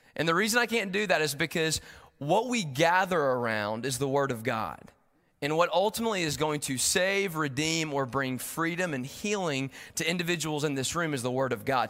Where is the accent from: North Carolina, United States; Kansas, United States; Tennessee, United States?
Tennessee, United States; Knoxville; moved away as an adult; now in Chattanooga, United States; I'm from Knoxville originally